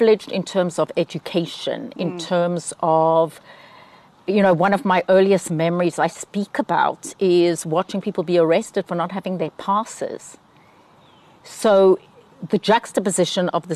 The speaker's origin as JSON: {"language": "English", "country": "South Africa", "tie": "born or raised there", "moved": "as an adult", "lives_now": "Atlanta, United States", "said": "growing up as a white South African"}